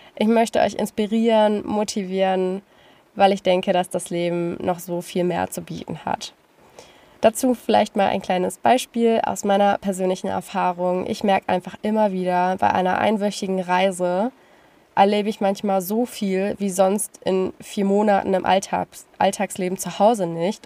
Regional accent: Lüneburg Heath, Lower Saxony, Germany; ich komme aus dem Norden Deutschlands, noch genauer gesagt aus der Lüneburger Heide. Es ist wirklich sehr, sehr schön dort und ich bin dort geboren und aufgewachsen

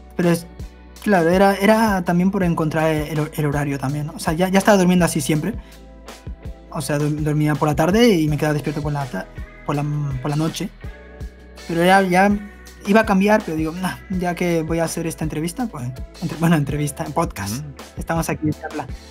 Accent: Barcelona, Catalonia, Spain; also born or lived in Buenos Aires, Argentina; Ya luego me fui a España, a Barcelona

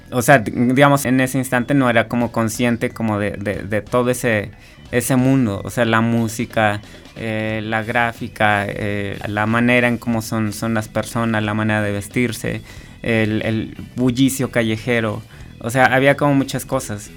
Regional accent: San Andrés Cholula, Puebla, Mexico; yo soy de Puebla, bueno, de un pueblito de, que es parte de San Andrés Cholula, que está en, Puebla

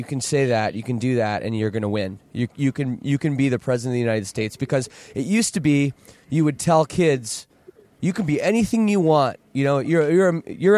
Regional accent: Canada; I'm Canadian

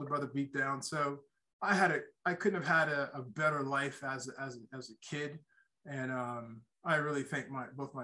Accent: Durham, North Carolina, United States; I grew up in Durham, North Carolina

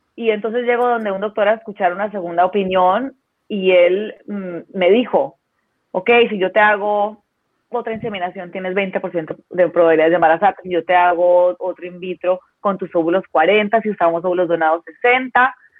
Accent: Colombia; moved away as an adult; also born or lived in Mexico City, Mexico; now in Baja California, Mexico; yo soy colombiana, eh, pero vivo hace muchos años en México, vivo hace más de 20, no, casi 20 años en México

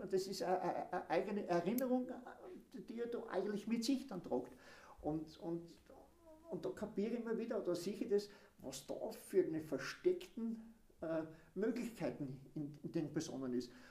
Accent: Eisenerz, Styria, Austria; moved away as an adult; now in Eibiswald, Austria; ich bin in Eisenheiß geboren und auch dort aufgewachsen und lebe jetzt in Eiviswald. Und äh, bin von Eisenheiz schon mit 20 dann weg.

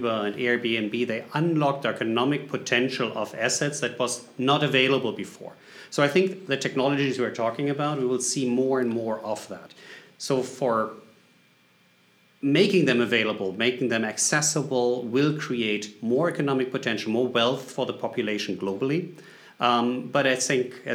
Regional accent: Germany; English is a second language; moved away as an adult; now in United States; Based on the accent, you can figure it out. I'm coming from Germany originally, but I live in the U.S. since

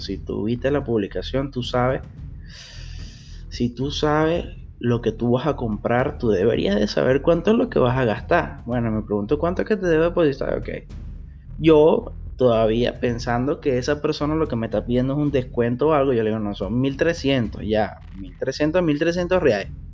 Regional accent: Venezuela; moved away as an adult; now in Brazil; soy un venezolano más viviendo en Brasil

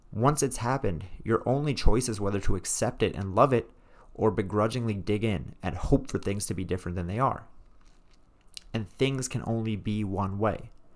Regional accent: New York City, New York, United States; I was raised in Brooklyn, New York, as a very reformed Jew

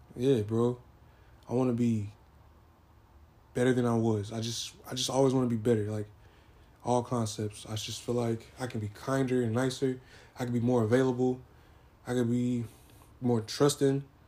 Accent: San Diego, California, United States; moved away; also born or lived in Arkadelphia, Arkansas; I am born from San Diego, California. I was half raised in Arkadelphia, Arkansas. So I I say like San Diego's my hometown, but Arkansas is also my hometown as well.

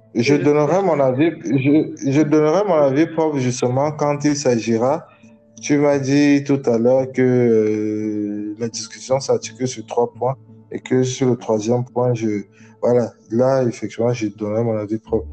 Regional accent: Cameroon; je viens du Cameroun, je suis camerounais

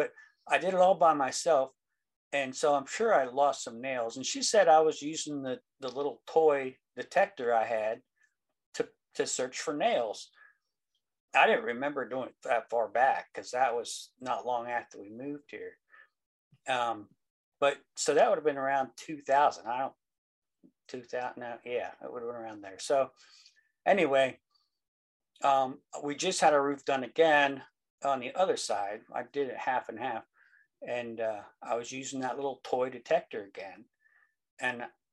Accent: Central Pennsylvania, United States; I'm from Central Pennsylvania. I live about 4 miles south of Carlisle, Pennsylvania

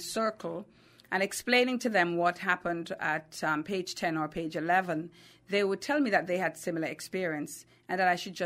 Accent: Kingston, Jamaica; now in Atlanta, United States; I am from Kingston, Jamaica. That's where I was born. I currently live in Atlanta, Georgia.

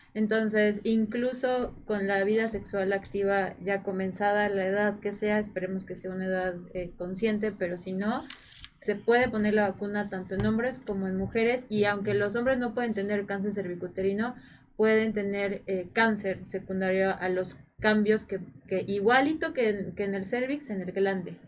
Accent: Morelos, Mexico; Yo soy de Morelos

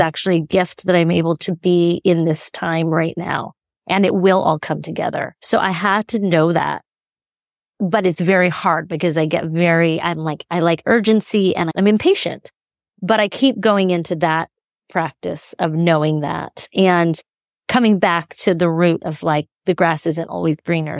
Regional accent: Chico, California, United States; moved away as an adult; also born or lived in San Francisco; in Northern California, and I grew up in Chico

